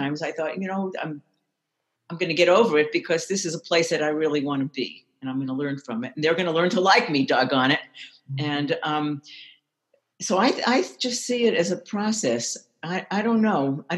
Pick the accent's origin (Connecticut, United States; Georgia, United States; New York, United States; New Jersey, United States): New York, United States; Brooklyn; I was raised in Brooklyn, and I've lived in many places, lived among all kinds of people